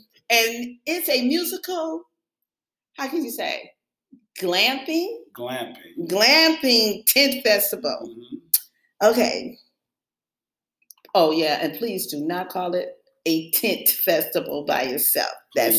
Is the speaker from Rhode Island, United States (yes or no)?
no; York, Alabama, United States; I was born in Alabama.